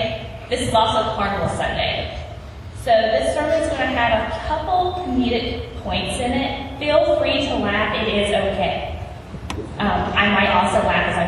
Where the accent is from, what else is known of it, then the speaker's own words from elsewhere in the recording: West Virginia, United States; I was born and raised in West Virginia